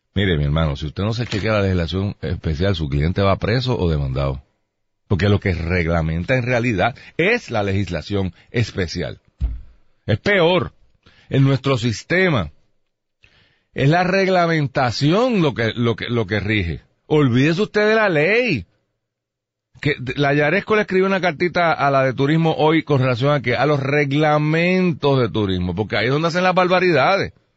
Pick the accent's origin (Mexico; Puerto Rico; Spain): Puerto Rico